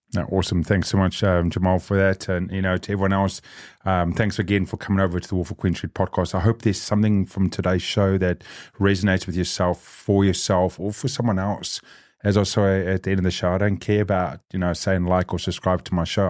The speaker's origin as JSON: {"language": "English", "country": "South Africa", "moved": "yes", "lives_now": "New Zealand", "said": "I'm South African. I grew up on the other side of that coin."}